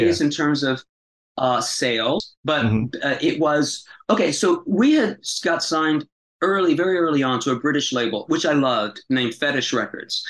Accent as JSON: {"language": "English", "town": "Tampa", "region": "Florida", "country": "United States", "tie": "born or raised there", "also_born_or_lived": "Greenwich Village, New York", "moved": "yes", "said": "my hometown in Tampa"}